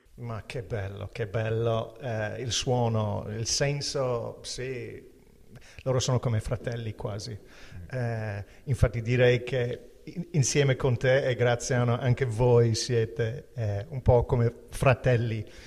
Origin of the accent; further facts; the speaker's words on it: Ireland; Italian is a second language; now in Italy; essendo un irlandese